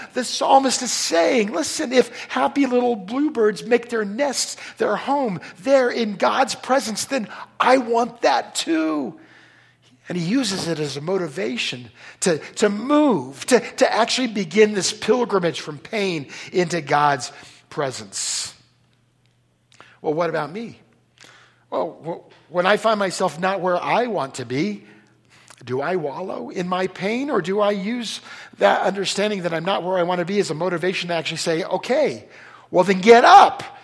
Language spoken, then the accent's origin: English; Bay Area, California, United States; moved away; I'm from, I'm from California. Sorry, I escaped. I'm from, Cal. I'm, from the, I'm from the Bay Area. I learned to drive in San Jose.